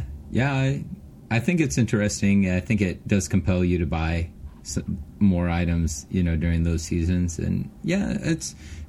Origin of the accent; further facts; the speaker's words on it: Los Angeles, California, United States; moved away; I'm from Los Angeles, man. You know? I got the I got the Mexican in me, you know?